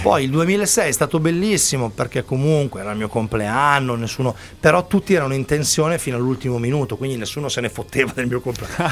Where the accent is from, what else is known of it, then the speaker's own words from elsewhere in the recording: Milan, Lombardy, Italy; da buon milanese